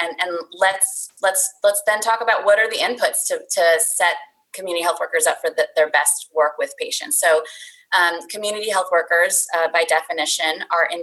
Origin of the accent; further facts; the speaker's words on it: India; now in Pennsylvania, United States; my background is, you know, I'm from India.